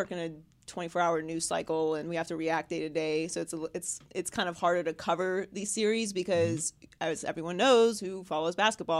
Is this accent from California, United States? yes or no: no; Pittsburgh, Pennsylvania, United States; I'm from Pittsburgh, so I have eternal beef with Cleveland.